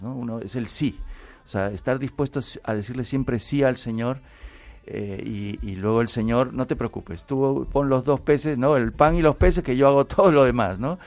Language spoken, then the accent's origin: Spanish; Peru; now in Spain; yo soy peruano. Yo cuando vine aquí a España estoy de misión.